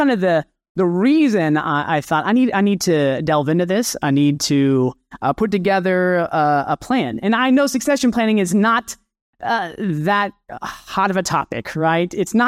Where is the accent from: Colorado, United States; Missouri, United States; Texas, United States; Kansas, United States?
Kansas, United States; now in Arkansas, United States; I'm originally from Kansas. So if you're from the West Coast, you probably flew over my very beautiful home state, and I'm now in Arkansas.